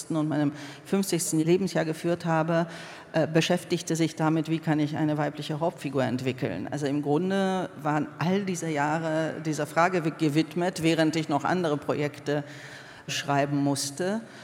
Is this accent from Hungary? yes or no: yes; Hungary; moved away; bin zwar in Ungarn aufgewachsen